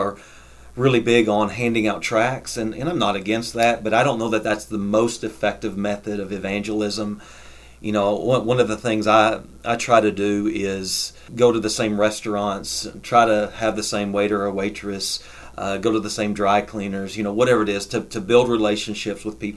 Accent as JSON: {"language": "English", "town": "Winchester", "region": "Kentucky", "country": "United States", "tie": "born or raised there", "said": "my hometown of Winchester"}